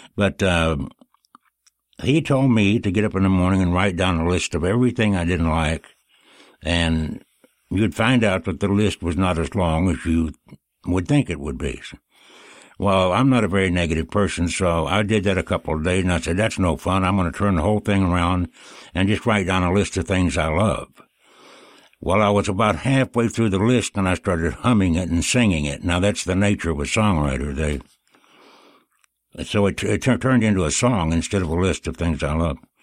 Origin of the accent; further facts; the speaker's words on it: Kentucky, United States; moved away; I grew up in Kentucky